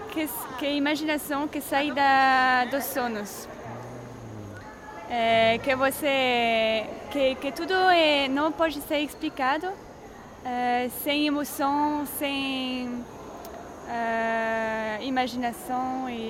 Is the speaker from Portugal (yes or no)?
no; France; accent: French; Portuguese is a second language; moved away; eu sou francesa, por isso que tenho um sotaque